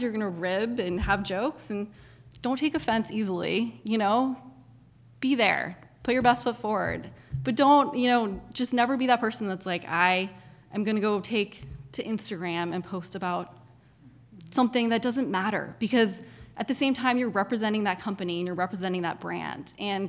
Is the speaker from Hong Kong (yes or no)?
yes; Hong Kong; also born or lived in Japan; I was born in Japan and grew up in Hong Kong. And so I've always loved international world.